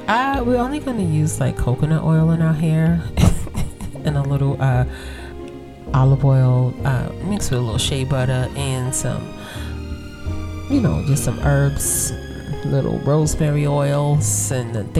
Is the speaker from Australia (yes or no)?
no; United States; I am African American